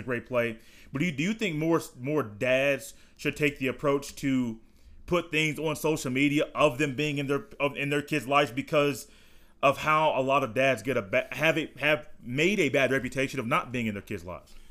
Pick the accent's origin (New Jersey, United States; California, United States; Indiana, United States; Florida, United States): Indiana, United States; I was born in Indiana